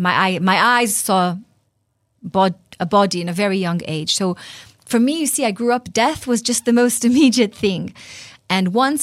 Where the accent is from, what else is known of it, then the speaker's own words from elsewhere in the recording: Tel Aviv, Tel Aviv District, Israel; English is a second language; I grew up in Tel Aviv in a secular Jewish home, knowing that I'm Jewish, but not really connected to my faith.